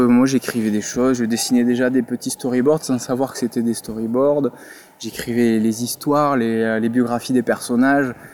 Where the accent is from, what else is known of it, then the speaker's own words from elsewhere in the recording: Toulouse, Occitania, France; moved away as an adult; also born or lived in Paris; je suis originaire de Toulouse